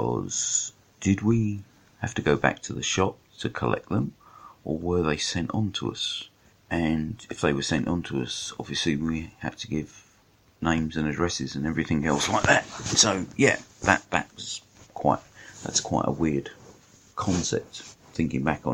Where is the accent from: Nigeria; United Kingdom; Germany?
United Kingdom; London; I'm a Londoner